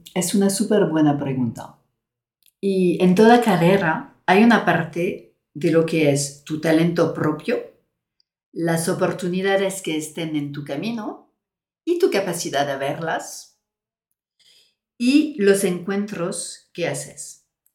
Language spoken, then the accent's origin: Spanish; France; Spanish is a second language; moved away as an adult; now in Spain